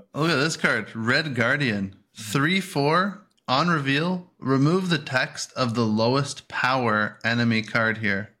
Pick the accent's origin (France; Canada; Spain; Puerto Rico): Canada; we're Canadian